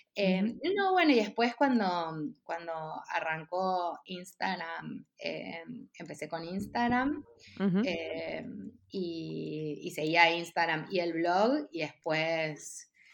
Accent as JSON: {"language": "Spanish", "region": "Buenos Aires", "country": "Argentina", "tie": "born or raised there", "also_born_or_lived": "San Isidro / Mexico", "moved": "as an adult", "said": "nací en Buenos Aires, mm. em, en San Isidro. Después mis papás se separaron cuando yo era muy chiquita y me fui a vivir a Belgrano con mi mamá"}